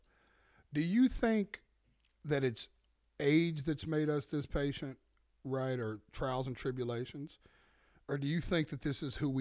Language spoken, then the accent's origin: English; the South, United States; I'm from the South